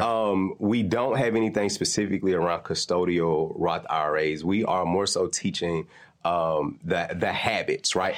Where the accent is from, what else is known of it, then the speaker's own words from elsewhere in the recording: Nashville, Tennessee, United States; I'm from North Nashville